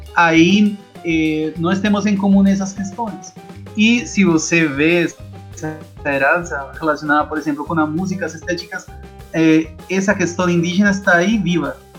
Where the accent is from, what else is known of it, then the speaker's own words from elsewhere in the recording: Bogotá, Colombia; Portuguese is a second language; moved away as an adult; now in Rio de Janeiro, Brazil; Eu sou da Colômbia, sou bogotano